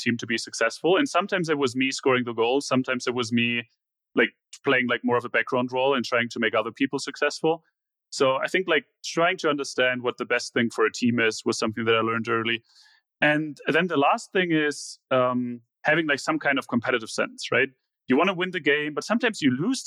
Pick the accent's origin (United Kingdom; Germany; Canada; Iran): Germany; moved away; growing up in Germany